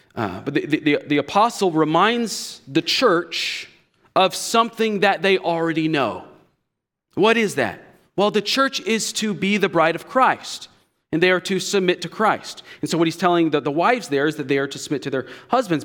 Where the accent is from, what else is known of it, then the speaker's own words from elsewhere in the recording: United States; we as especially American evangelicals